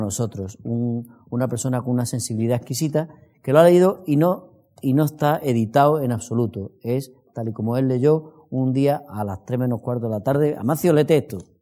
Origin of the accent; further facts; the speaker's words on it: Andalusia, Spain; accent: Andalusian; yo soy andaluz como se nota en mi acento